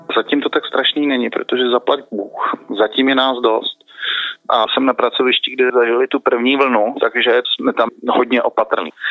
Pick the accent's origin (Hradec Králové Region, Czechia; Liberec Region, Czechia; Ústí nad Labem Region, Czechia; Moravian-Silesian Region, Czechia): Liberec Region, Czechia; Liberec; now in Prague, Czech Republic; jsem z Liberce původně